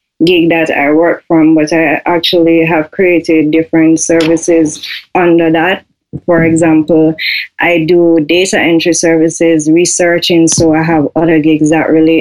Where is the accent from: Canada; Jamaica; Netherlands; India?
Jamaica; I am from Jamaica.